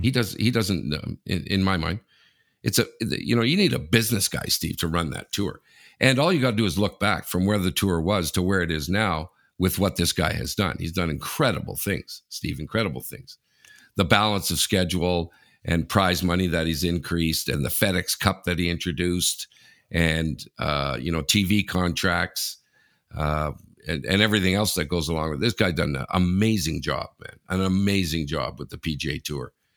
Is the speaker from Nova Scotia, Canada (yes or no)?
no; Sudbury, Ontario, Canada; moved away; I'm from Sudbury